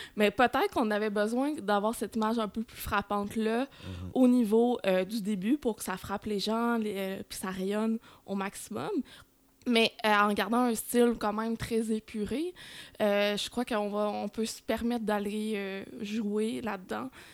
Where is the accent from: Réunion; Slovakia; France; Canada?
Canada; Saint-Mathieu-d'Harricana, Quebec; now in Longueuil, Canada; je suis native de Saint-Mathieu d'Aricana